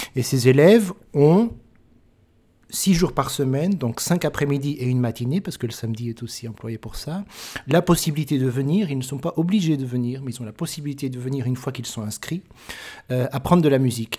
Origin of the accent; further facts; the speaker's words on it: France; je suis français